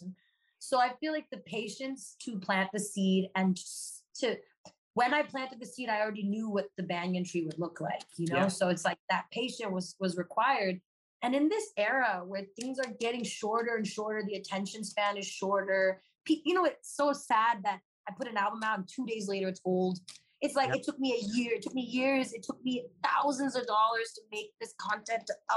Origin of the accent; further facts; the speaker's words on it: Los Angeles, California, United States; also born or lived in Claremont, California; I grew up in Los Angeles